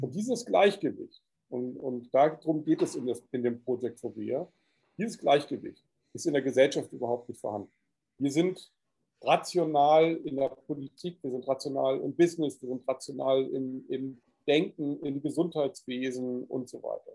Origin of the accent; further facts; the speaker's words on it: Hamburg, Germany; moved away; also born or lived in Cyprus / Corsica; ich bin ja in Hamburg geboren, es war so meine Heimatstadt